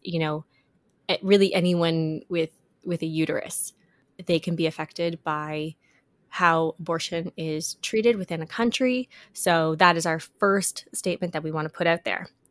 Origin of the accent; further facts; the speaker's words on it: Canada; our fellow Canadian listeners